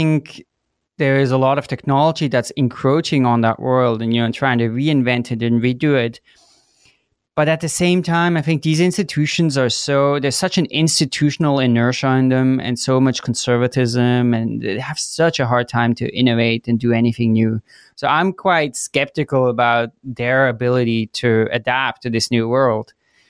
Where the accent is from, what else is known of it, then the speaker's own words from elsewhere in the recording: Switzerland; moved away as an adult; also born or lived in Chicago, United States; So I grew up in Switzerland, and then after high school, I went to the US for college. So I went to Chicago